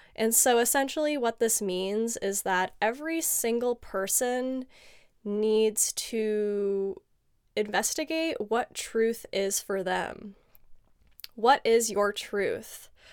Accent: San Diego, California, United States; I was born and raised in sunny San Diego, California

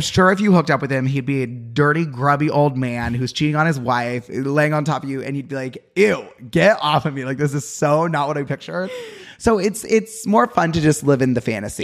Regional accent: Utah, United States; moved away; I'm from Utah.

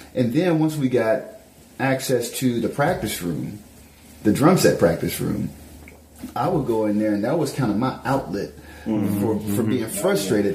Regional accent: Memphis, Tennessee, United States; moved away; I'm coming from Memphis

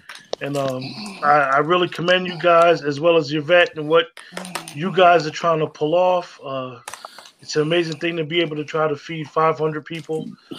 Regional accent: Union, United States; moved away as an adult; growing up in Union.

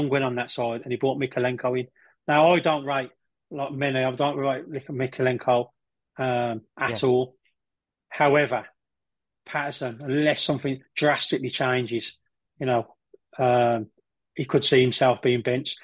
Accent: Birmingham, West Midlands, United Kingdom; my accent and all the story I've told you about me being from Birmingham, my dad was Scottish

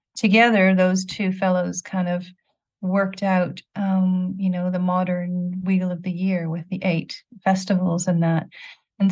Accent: Quebec, Canada; now in England, United Kingdom; Where I grew up in Quebec, we had the frogs singing in the valley behind our house

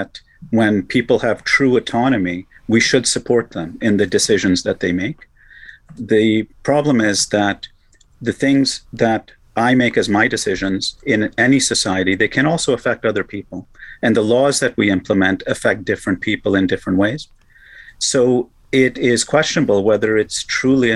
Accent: Canada; as a Canadian, I like to pride our country

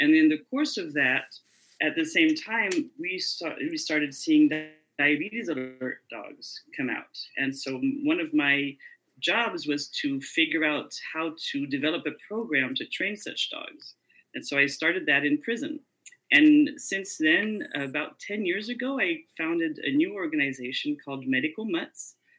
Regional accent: France; also born or lived in Indiana, United States / North Africa; Well, I was born in Indiana, so I'm technically a Hoosier, but I grew up abroad. So my parents went to North Africa and then France. So that's where I spend most of my life.

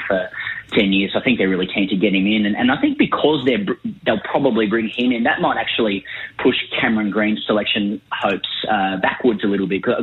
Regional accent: Sydney, New South Wales, Australia; now in Melbourne, Australia; I live here in Melbourne and, you know, I'm from Sydney originally

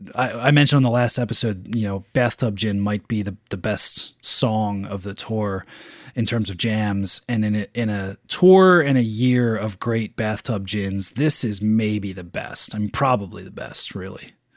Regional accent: Philadelphia, Pennsylvania, United States; my hometown, Philadelphia

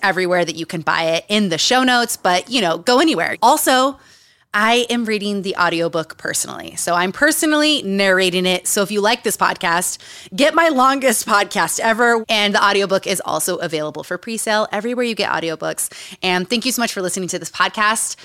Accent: Utah, United States; Growing up in Utah

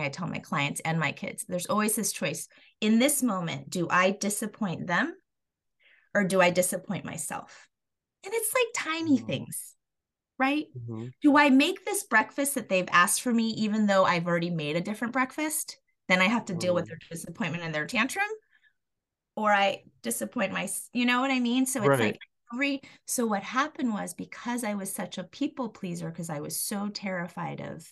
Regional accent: Colorado, United States; I was born and raised in Colorado

